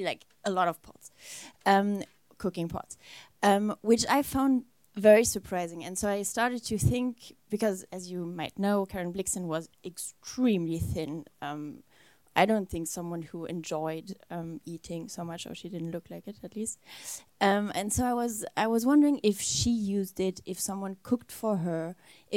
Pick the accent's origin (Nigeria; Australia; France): France; also born or lived in Germany; I was born in Germany, but raised a lot in France